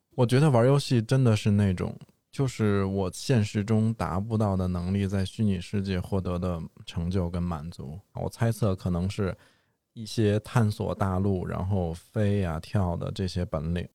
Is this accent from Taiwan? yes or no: no; Beijing, China; 我也算是在大城市出生的孩子嘛嗯。但是其实我们家是在北京比较郊区的地方